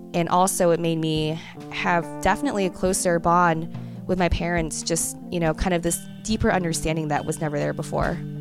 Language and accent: English; United States; being raised as an American